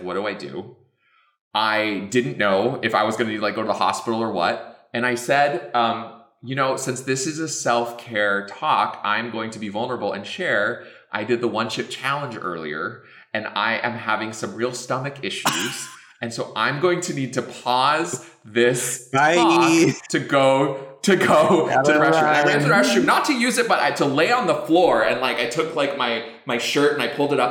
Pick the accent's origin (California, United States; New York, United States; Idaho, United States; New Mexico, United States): New Mexico, United States; moved away; I'm from New Mexico originally